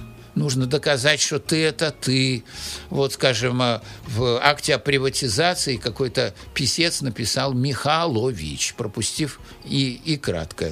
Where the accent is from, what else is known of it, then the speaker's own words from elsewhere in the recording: Saint Petersburg, Russia; also born or lived in Moscow; вернулся в Питер